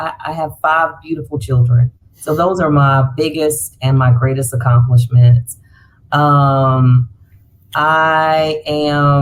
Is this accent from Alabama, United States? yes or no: no; Fayetteville, North Carolina, United States; born or raised there; moved away as an adult; now in Charlotte, United States